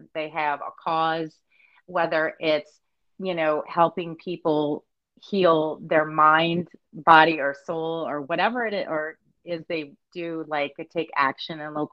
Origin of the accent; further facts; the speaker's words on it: Southeast Louisiana, United States; we are from Louisiana, Southeast Louisiana